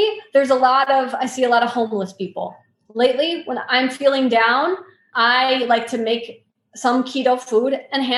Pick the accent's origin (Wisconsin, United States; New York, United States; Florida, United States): Wisconsin, United States; I grew up in Wisconsin. I live in Wisconsin